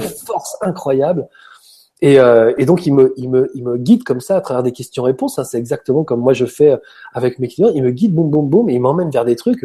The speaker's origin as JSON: {"language": "French", "area": "Paris suburbs", "region": "Île-de-France", "country": "France", "tie": "born or raised there", "said": "Je viens d'une banlieue parisienne où il n'y a pas de place pour, euh, pour l'air"}